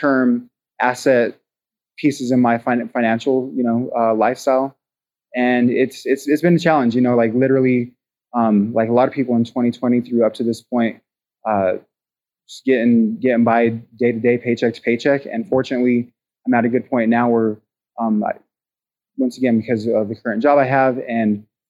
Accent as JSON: {"language": "English", "town": "Pueblo", "region": "Colorado", "country": "United States", "tie": "born or raised there", "said": "my hometown"}